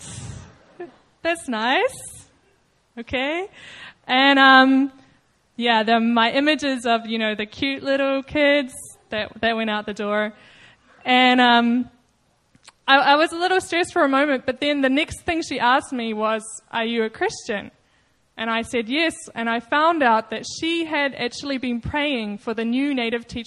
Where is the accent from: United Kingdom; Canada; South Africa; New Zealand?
New Zealand; moved away; I'm from New Zealand